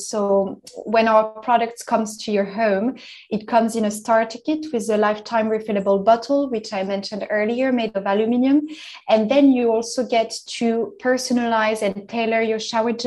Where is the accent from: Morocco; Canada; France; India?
France; now in London, United Kingdom; I'm originally from France. I grew up in the French Alps